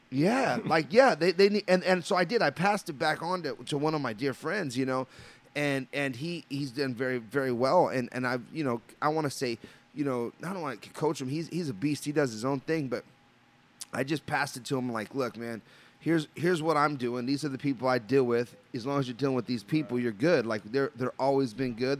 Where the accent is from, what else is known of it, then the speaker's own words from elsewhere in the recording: Los Angeles, California, United States; I'm a Los Angeles native, you know, and I grew up in Los Angeles on the Imperial Highway